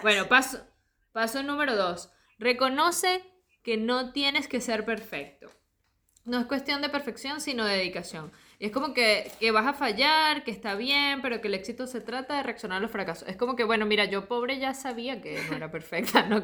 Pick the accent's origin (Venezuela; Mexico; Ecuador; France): Venezuela; Margarita Island, Nueva Esparta; moved away as an adult; now in Argentina; yo crecí en Margarita